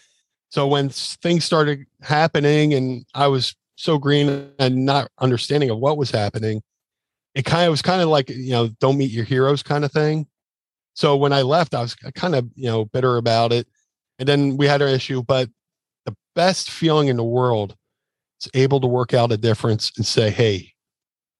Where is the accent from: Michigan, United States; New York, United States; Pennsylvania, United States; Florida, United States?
Pennsylvania, United States; Philadelphia; my hometown, because I debuted for ECW in Philly